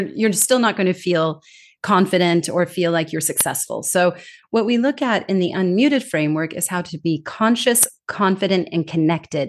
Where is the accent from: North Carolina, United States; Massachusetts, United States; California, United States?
California, United States; moved away as an adult; also born or lived in Denmark; now in Singapore; I'm originally from California, born and raised